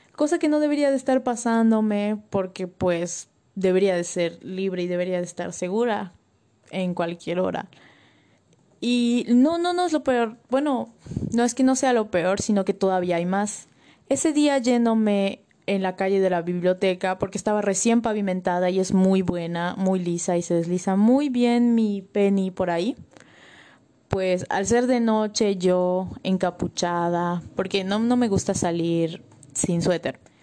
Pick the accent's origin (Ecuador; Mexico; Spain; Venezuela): Mexico; Tunkás, Yucatán; en mi pueblo ahí en Tuncas